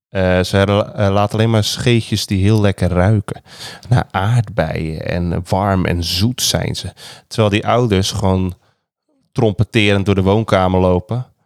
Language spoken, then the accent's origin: Dutch; Rotterdam, South Holland, Netherlands; ik ben echt een Rotterdammer.